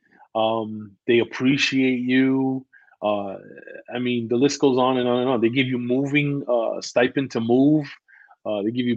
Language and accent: English; New York City, New York, United States; I grew up in the Bronx